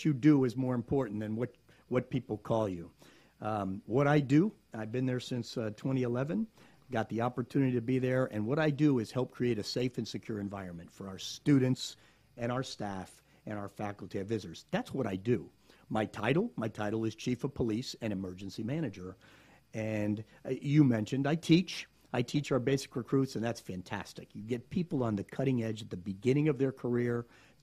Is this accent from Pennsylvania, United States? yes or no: no; South Florida, United States; now in Gainesville, United States; I grew up in South Florida